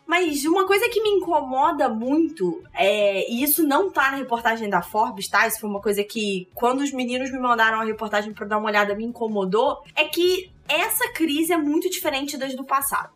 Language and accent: Portuguese; Rio de Janeiro, Brazil; Eu sou carioca